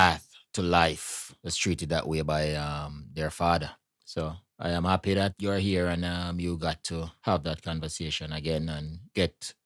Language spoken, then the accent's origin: English; Jamaica; we come from Jamaica, so we have to talk to Jamaican father